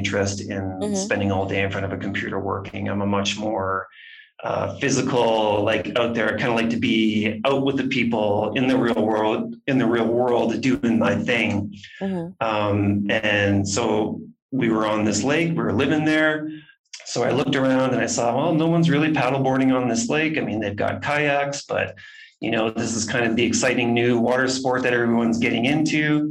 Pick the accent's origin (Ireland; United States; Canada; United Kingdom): Canada; Swift Current, Saskatchewan; moved away as an adult; also born or lived in Banff, Alberta; now in Guatemala; my hometown in South Current, Saskatchewan